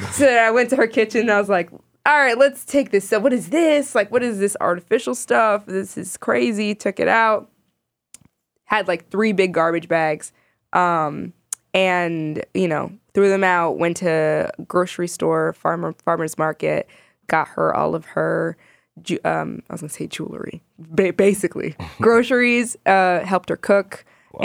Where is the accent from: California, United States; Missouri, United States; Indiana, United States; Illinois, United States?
Illinois, United States; Chicago; also born or lived in Sudan; I was born in Sudan. I immigrated to the States when I was like a year and a half. Um, and I grew up in Chicago my entire life